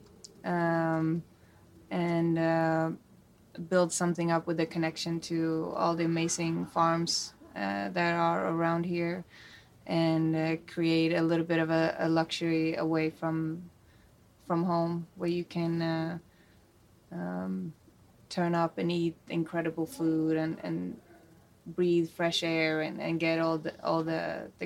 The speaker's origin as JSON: {"language": "English", "town": "Falkenberg", "region": "Halland County", "country": "Sweden", "tie": "born or raised there", "moved": "as an adult", "lives_now": "United States", "said": "Growing up in Falkenberg, which it's actually our stream that goes through it as a salmon fishing. So I grew up fishing salmon as a kid."}